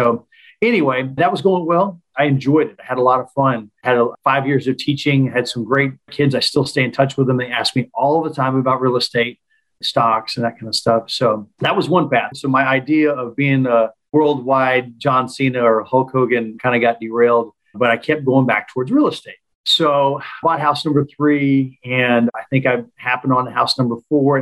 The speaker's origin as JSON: {"language": "English", "town": "Tulsa", "region": "Oklahoma", "country": "United States", "tie": "born or raised there", "said": "I've been born and raised in Tulsa, Oklahoma"}